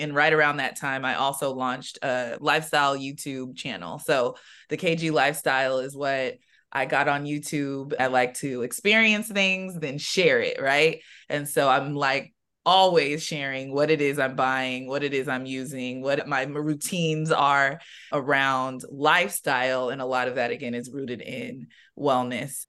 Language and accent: English; San Diego, California, United States; I'm from San Diego